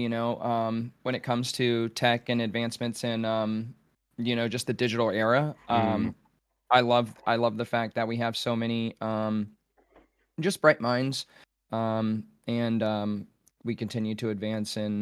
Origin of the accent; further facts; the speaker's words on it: United States; as an American